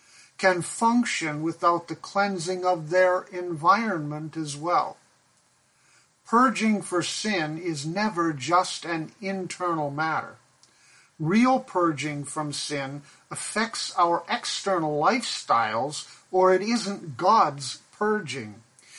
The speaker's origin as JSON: {"language": "English", "country": "Pakistan", "tie": "born or raised there", "said": "was a child, growing up in Pakistan, where my parents served as missionaries"}